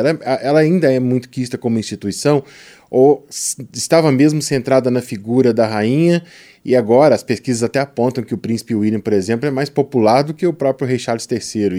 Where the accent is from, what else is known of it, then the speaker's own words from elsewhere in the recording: Minas Gerais, Brazil; accent: mineiro; Pra falar bem mineiramente, falando meu sotaque mineiro.